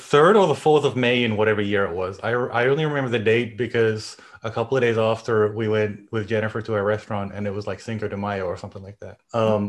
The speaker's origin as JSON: {"language": "English", "country": "Germany", "tie": "born there", "also_born_or_lived": "Australia / Finland", "said": "It's pretty close. I was born in Germany, but everything else is fine."}